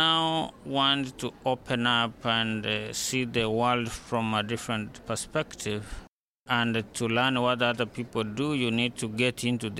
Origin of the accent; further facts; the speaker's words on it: Kisii, Kisii County, Kenya; first language Kisii (Ekegusii); English is a second language; now in Massachusetts, United States; My native language is Kisi. I was born in Kisi, where people speak Kisi. And then the national language is Swahili, whereby that is the language that unifies people as a nation. And then English is the language of education.